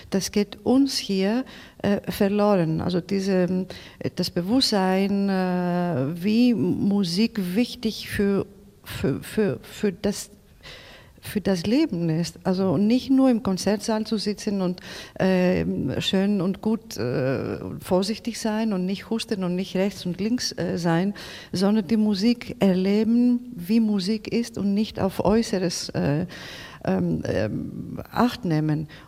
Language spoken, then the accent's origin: German; Greece; German is a second language; diese alle Erzählungen gelten für mich als Griechin aus Griechenland nach Deutschland.